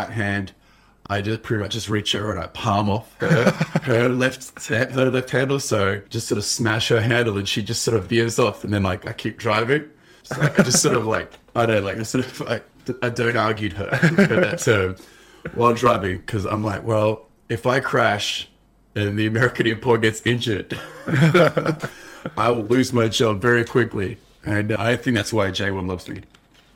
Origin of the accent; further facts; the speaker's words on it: Australia; accent: Australian; But when I first came, my accent was very strong. But like I've never lived anywhere else, so it's going to be really Australian.